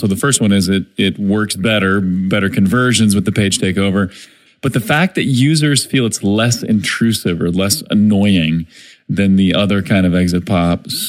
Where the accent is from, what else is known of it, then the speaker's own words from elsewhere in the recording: Springfield, Missouri, United States; my hometown, Springfield, Missouri